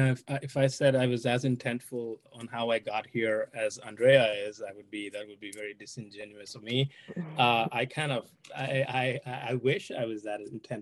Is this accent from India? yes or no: yes; India; moved away as an adult; now in United States; I'm originally from India.